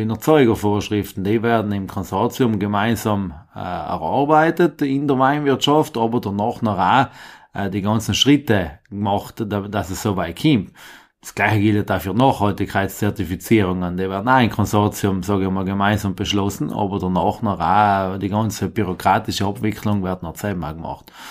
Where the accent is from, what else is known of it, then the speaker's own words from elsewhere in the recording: Penon, Trentino-Alto Adige, Italy; Äh, kommen tue ich aus Benon, also bei Kortatsch von einer kleinen Fraktion.